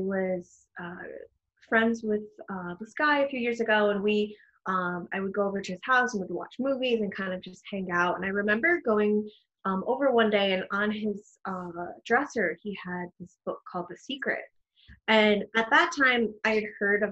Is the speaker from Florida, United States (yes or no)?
no; New York City, New York, United States; I was born and raised in the Bronx. I'm a Bronx girl